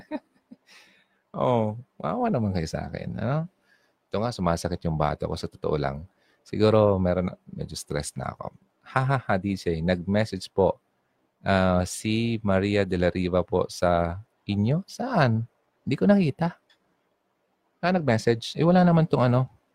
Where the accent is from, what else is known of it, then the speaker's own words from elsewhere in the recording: Bicol Region, Philippines; accent: Bicol regional accent; Kapag sinabing regional accent, kung ano yung tunog ng salita ko sa Bicol, dadala ko sa sa sa, sa English at Filipino